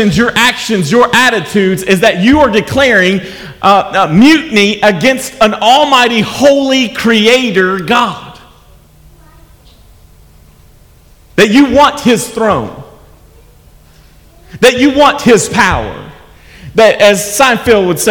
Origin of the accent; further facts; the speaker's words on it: United States; As an American